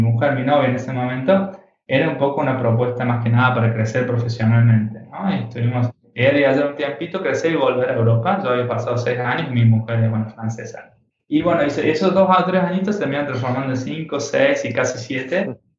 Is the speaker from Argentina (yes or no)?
yes; Argentina; also born or lived in United States; now in Barcelona, Spain; siendo un poco argentino, mujer francesa